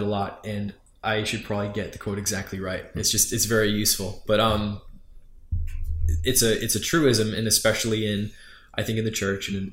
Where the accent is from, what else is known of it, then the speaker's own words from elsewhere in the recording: New York, United States; I am from New York